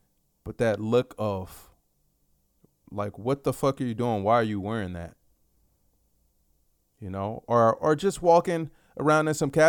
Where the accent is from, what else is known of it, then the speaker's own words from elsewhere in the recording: Dallas, Texas, United States; I grew up in South Oak Cliff. And for you, for those of you familiar with Dallas